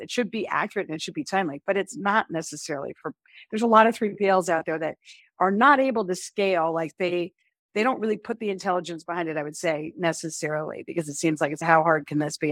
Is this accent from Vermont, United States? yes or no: no; Chappaqua, New York, United States; also born or lived in Pennsylvania; I grew up in Chappaqua, New York, actually, it's about an h, hour north of the city